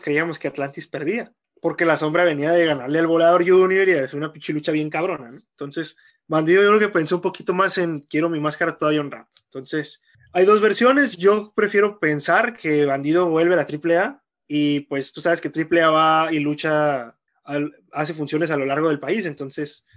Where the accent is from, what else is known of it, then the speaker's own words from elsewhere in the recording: Mexico; como mexicanos